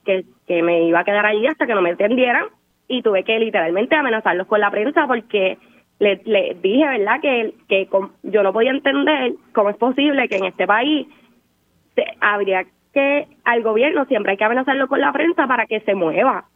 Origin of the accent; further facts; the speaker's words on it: Ponce, Puerto Rico; yo soy de Ponce